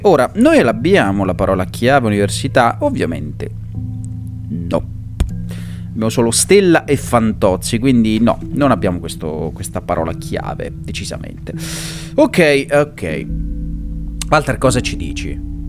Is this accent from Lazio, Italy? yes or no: no; Montefalcone Appennino, Marche, Italy; gloria al mio paesino natale